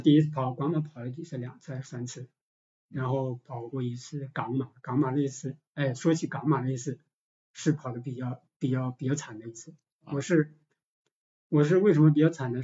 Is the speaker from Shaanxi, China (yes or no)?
no; Shiyan, Hubei, China; moved away as an adult; now in Guangzhou, China; 我老家石硖子嘛